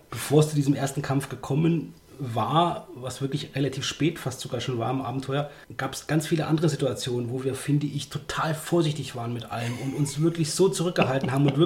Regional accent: Germany; uns als Deutsche nicht so geläufige englische Worte

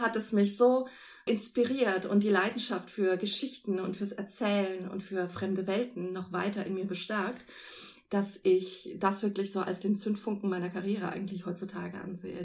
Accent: Celle, Lower Saxony, Germany; in Celle, meiner Heimatstadt

